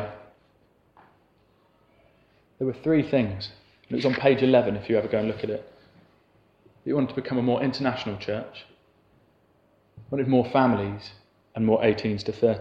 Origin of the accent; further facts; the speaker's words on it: Plymouth, South West England, United Kingdom; I grew up in Plymouth, so I was by the coast and I saw a lot of ships